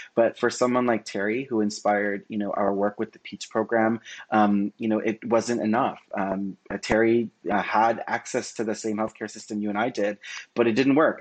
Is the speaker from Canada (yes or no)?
yes; Toronto, Ontario, Canada; I was born and raised in in Scarborough, Ontario